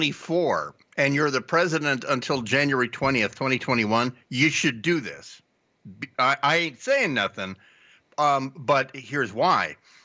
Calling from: Tonga; I'm calling from Tonga.

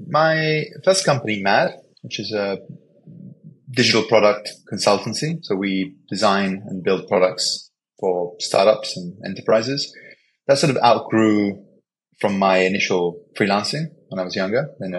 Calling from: Panama City, Panama; Yeah, I'm calling from Panama City, Panama. So nice and sunny here.

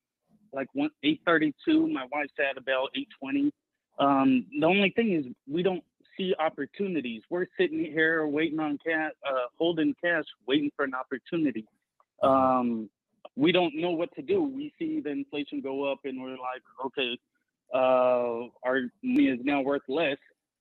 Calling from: Atlanta, Georgia, United States; Hi, I'm …. I'm currently living in the Atlanta area.

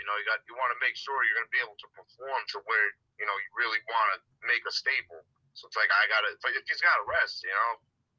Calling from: New Haven, Connecticut, United States; New Haven, Connecticut.

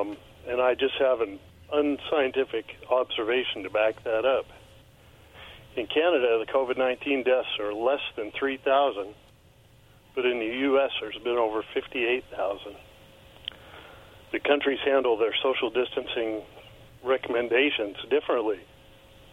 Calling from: Richland, Washington, United States; … from Richland.

